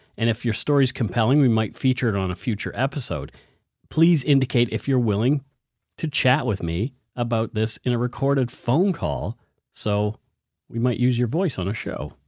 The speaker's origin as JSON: {"language": "English", "town": "Halifax", "region": "Nova Scotia", "country": "Canada", "tie": "born or raised there", "moved": "yes", "said": "my hometown, Halifax, Nova Scotia, well, I guess my birthplace"}